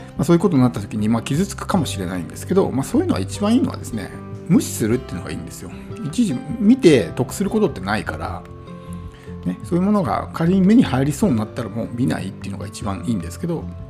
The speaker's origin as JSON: {"language": "Japanese", "country": "Japan", "tie": "born or raised there", "moved": "as an adult", "said": "もともと田舎で生まれ育ってきて"}